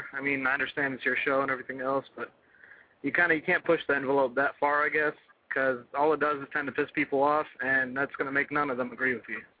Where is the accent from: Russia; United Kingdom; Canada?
Russia; also born or lived in Israel; now in United States; I've lived all over the world. I'm from Russia originally.